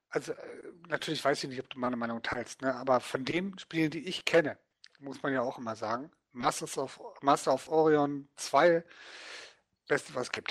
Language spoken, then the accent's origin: German; Dortmund, North Rhine-Westphalia, Germany; eine Gruppe von Leuten hier in meiner Heimatstadt Dortmund, die sich dann getroffen haben